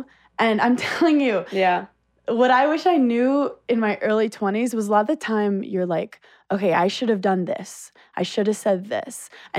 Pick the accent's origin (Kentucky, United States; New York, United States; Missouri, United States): New York, United States; New York City; I'm from Brooklyn.